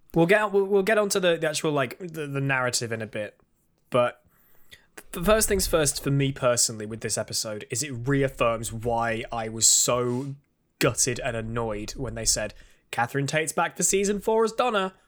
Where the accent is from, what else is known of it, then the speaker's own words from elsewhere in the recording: United Kingdom; I'm British.